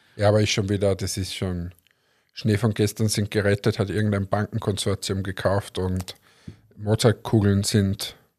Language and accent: German; Linz, Upper Austria, Austria; als Linzer